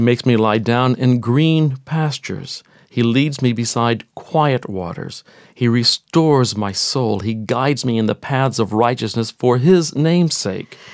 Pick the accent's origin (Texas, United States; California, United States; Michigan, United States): Texas, United States; even though I grew up in Texas, I grew up in the city